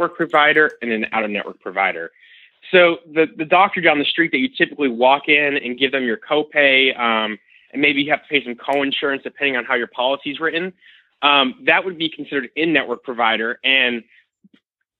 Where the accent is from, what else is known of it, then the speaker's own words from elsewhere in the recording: Florida, United States; I'm originally from Florida